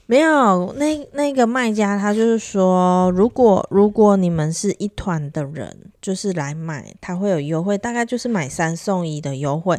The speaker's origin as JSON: {"language": "Chinese", "country": "Taiwan", "said": "我们是台湾人嘛"}